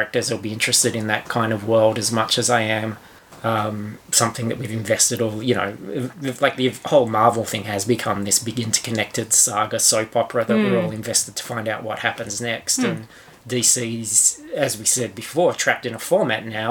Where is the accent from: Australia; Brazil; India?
Australia; accent: coarse Australian; my coarse Australian accent